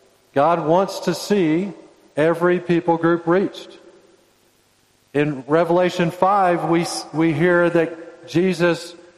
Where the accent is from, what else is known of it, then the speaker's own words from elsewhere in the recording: Indonesia; born there; I was born in Indonesia. This is an Indonesian shirt. And my two sons were born in Indonesia.